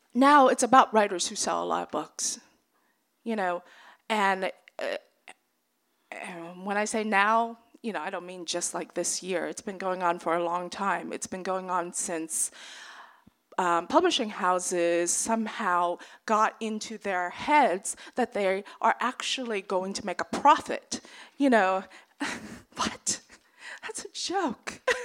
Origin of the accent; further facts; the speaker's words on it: American South, United States; I grew up in the American South